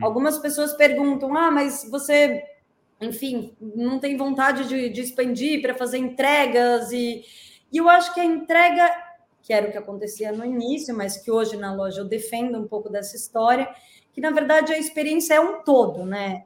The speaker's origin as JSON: {"language": "Portuguese", "country": "Brazil", "moved": "yes", "lives_now": "Portugal", "said": "como nós brasileiros"}